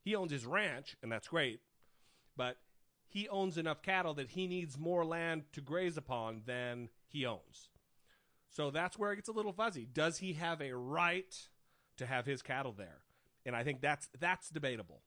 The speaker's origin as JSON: {"language": "English", "region": "Idaho", "country": "United States", "moved": "yes", "said": "I'm originally from Idaho"}